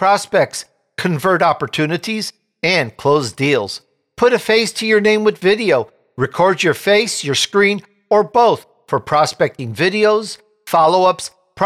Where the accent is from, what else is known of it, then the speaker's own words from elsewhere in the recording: Chicago, Illinois, United States; now in California, United States; I grew up in Chicago